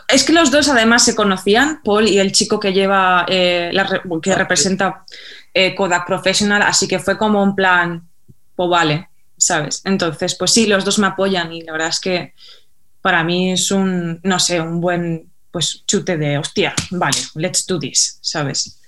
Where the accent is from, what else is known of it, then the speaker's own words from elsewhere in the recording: Mallorca, Balearic Islands, Spain; yo soy de Mallorca